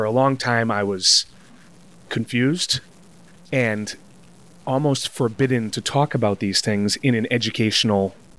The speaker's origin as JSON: {"language": "English", "town": "North Attleboro", "region": "Massachusetts", "country": "United States", "said": "North Attleboro, Massachusetts, right down the street from Foxborough."}